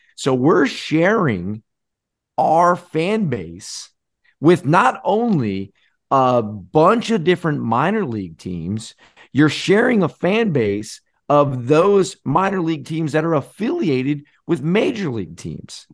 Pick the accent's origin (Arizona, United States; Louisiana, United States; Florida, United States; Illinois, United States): Florida, United States; growing up in Florida